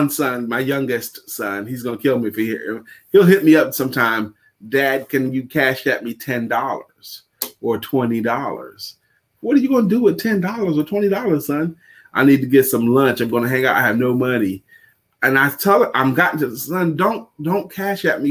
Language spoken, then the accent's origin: English; New York City, New York, United States; I'm born and raised in the streets of Brooklyn